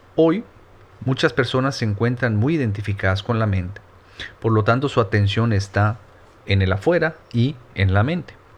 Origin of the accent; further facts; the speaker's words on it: Mérida, Yucatán, Mexico; yo soy yucateco, soy de medida Yucatán, al sur de México